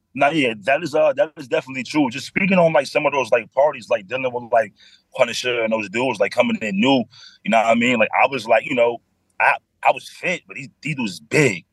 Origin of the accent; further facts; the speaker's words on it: New York City, New York, United States; I grew up in the Bronx, one seven five